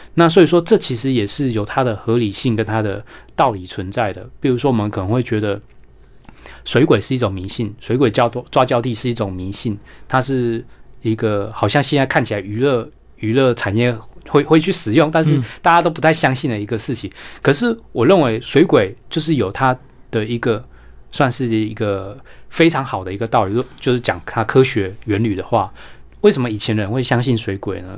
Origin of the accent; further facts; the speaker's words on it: Taiwan; 我们台湾人会 经常去，呃，进行的一种民俗的一种嗯。驱， 驱邪祈福的一个活动